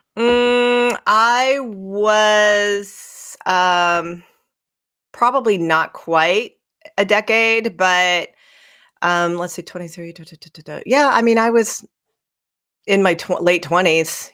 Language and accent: English; Centralia, Illinois, United States; where I grew up in Centralia, Illinois